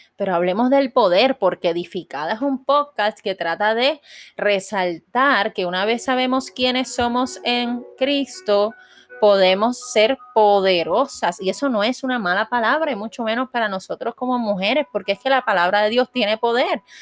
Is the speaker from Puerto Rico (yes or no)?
yes; Puerto Rico; yo soy puertorriqueña